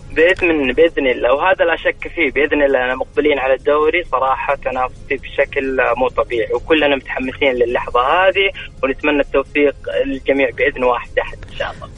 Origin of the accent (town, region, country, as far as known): Saudi Arabia